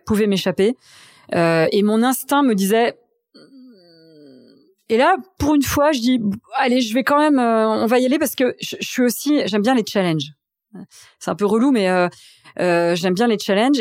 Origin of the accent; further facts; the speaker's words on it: Reims, Grand Est, France; moved away as an adult; also born or lived in Strasbourg / Paris; donc j'ai grandi à Reims. Euh, on, habitait dans un petit village euh, dans la montagne de Reims qui s'appelait Chigny-les-Roses